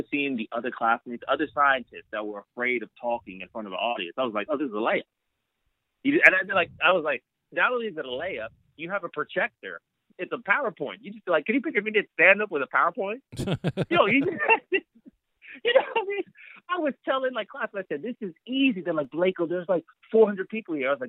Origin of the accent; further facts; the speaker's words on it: Los Angeles, California, United States; I was born and raised in L.A.